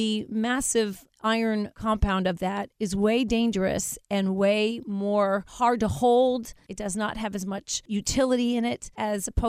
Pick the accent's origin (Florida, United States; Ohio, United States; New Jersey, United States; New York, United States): Florida, United States; Coral Springs; I'm from Coral Springs, Florida, South Florida.